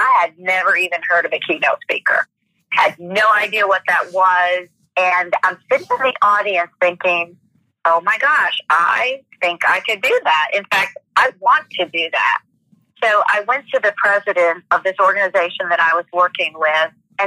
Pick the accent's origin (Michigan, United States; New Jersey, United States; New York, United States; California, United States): Michigan, United States; now in Atlanta, United States; I was born and raised in Michigan